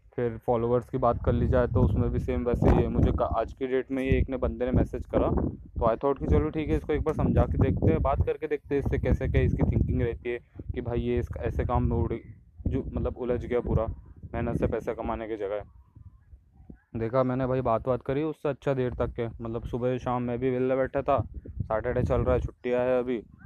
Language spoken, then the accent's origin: Hindi; Indore, Madhya Pradesh, India; मैं इंदौर से बिलोंग करता हूँ